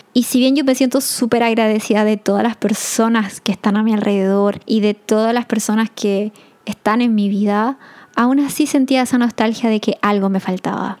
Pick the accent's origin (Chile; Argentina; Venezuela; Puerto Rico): Chile; moved away as an adult; no porque no esté viviendo en Chile soy menos chilena